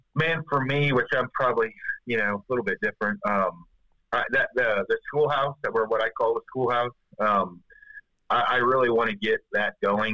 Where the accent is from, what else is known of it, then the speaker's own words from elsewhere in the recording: Chattanooga, Tennessee, United States; Chattanooga, Tennessee